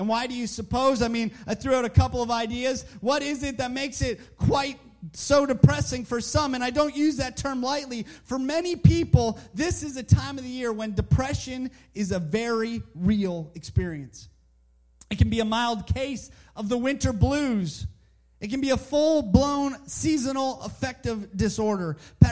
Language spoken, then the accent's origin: English; Canada; moved away as an adult; now in Southern United States; I'm Canadian and I grew up in Canada